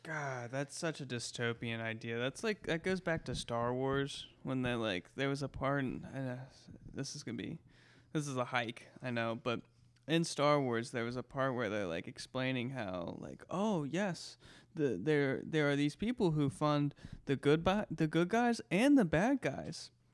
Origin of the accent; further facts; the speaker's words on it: United States; We, as the American taxpayers